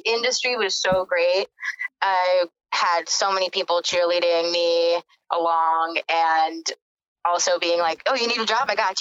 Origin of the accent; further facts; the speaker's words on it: Texas, United States; moved away; I'm from Texas